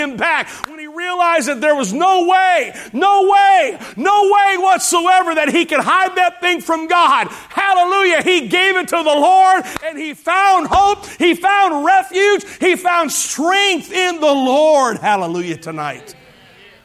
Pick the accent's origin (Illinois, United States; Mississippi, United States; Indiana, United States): Indiana, United States; Hammond; growing up in Hammond, Indiana